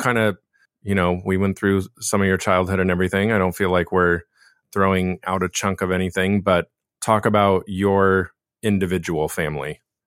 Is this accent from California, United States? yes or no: yes; Laguna Beach, California, United States; I was born and raised in Laguna Beach